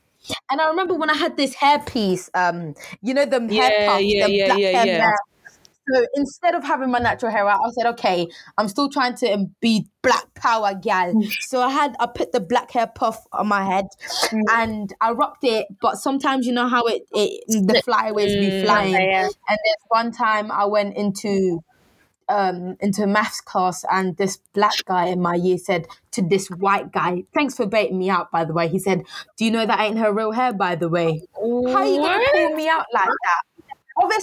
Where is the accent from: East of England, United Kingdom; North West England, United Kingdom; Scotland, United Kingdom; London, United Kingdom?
East of England, United Kingdom; Harlow; Let me give you some context of where I grew up. I grew up in Harlow, Essex. I went to secondary school.